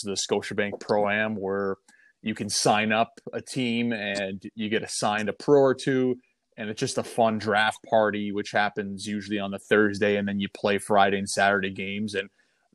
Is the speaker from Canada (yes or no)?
yes; Toronto, Ontario, Canada; playing with the Marlies in my hometown